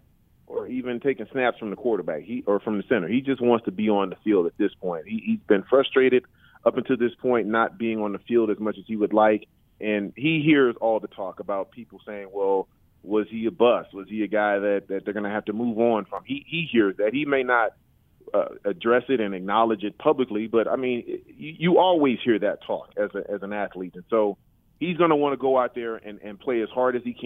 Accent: the South, United States; I'm from the South

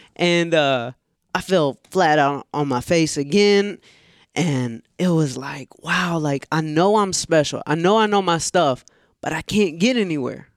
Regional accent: Atlanta, Georgia, United States; growing up in Atlanta

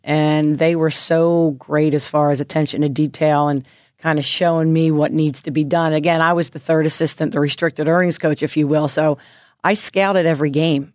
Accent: Philadelphia, Pennsylvania, United States; moved away as an adult; also born or lived in Nashville, Tennessee; growing up in Philly

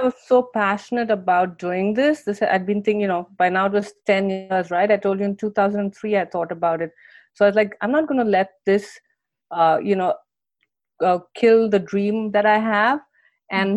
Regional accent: India; moved away as an adult; now in United States; I grew up in India

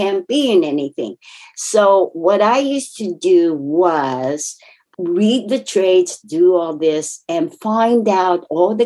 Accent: Japan; English is a second language; moved away; I was raised in Japan, came here. English is my second language

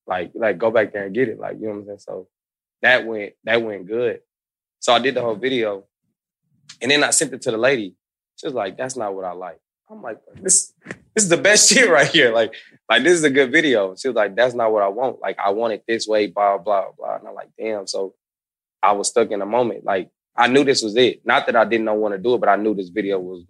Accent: Kansas City, Missouri, United States; now in Atlanta, United States; I'm from Kansas City

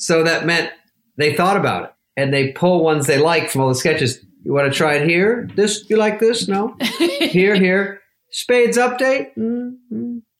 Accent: Arizona, United States; moved away as an adult; And I've never even been really to New York. I was from Arizona. I've never really been back east. I didn't know about accents.

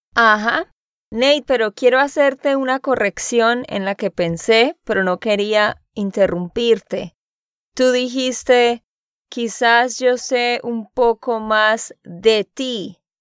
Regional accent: Santander, Colombia; de Santander, Colombia

